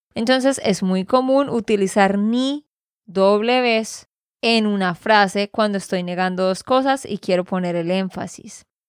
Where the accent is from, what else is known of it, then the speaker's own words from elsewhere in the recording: Santander, Colombia; de Santander, Colombia